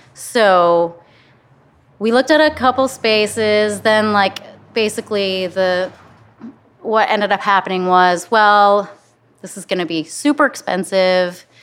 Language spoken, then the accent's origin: English; Flint, Michigan, United States; moved away as an adult; also born or lived in Los Angeles; now in Cincinnati, United States; I'm from Flint